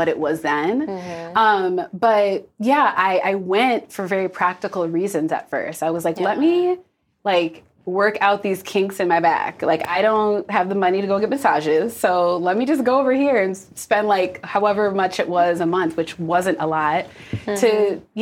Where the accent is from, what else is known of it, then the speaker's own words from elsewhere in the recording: Minnesota, United States; moved away; I grew up in Minnesota